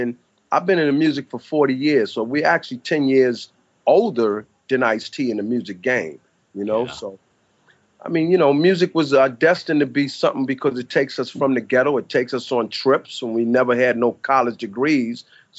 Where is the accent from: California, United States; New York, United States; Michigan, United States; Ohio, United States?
New York, United States; New York City; I'm from the New York City, the Bronx, better known as Bronx River Houses.